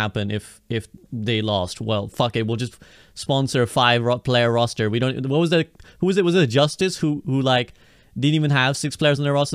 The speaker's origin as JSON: {"language": "English", "country": "United Kingdom", "said": "I'm a Brit"}